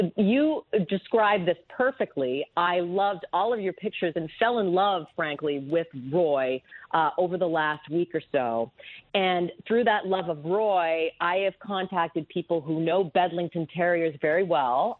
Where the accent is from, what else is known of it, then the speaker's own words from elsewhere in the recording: Canada; now in United States; I was born in Canada, uh, but my father was American